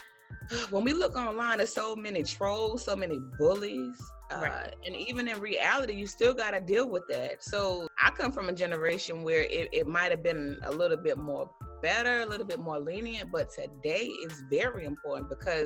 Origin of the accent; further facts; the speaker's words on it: Henderson, United States; here in my hometown in Henderson